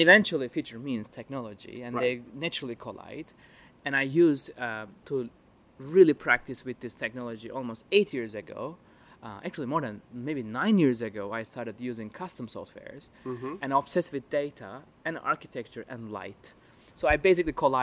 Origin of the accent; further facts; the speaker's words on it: Istanbul, Turkey; I'm originally from Istanbul, Turkey